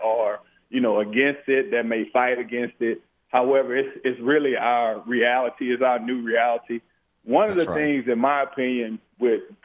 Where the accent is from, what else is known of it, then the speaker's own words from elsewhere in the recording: Louisiana, United States; I'm from Louisiana